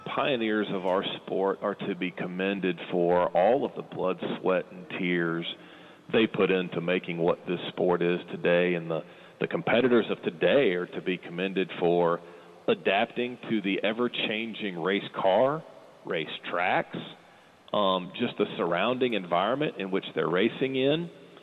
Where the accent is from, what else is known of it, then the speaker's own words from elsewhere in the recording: North Gwinnett County, Georgia, United States; growing up in North Gwinnett County, just down the road from Braselton and Lanier National Speedway, grew up going to the races